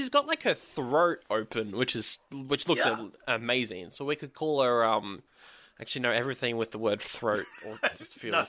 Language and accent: English; Australia; Doesn't count Australia, but we don't count as a country